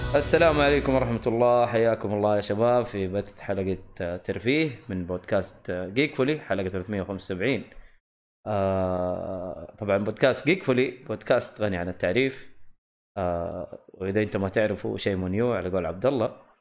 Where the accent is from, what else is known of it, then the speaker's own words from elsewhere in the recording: Saudi Arabia; عندنا في الجنوب في منطقه اسمها خميس مشيط